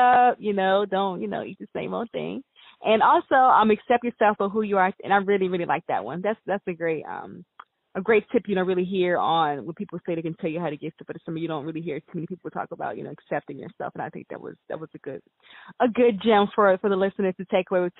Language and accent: English; United States